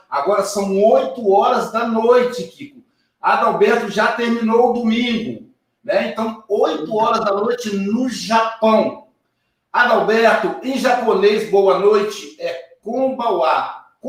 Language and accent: Portuguese; Minas Gerais, Brazil; Minas Gerais, a gente não fala domingo, a gente fala domingo. Hoje é domingo, sou mineiro, né?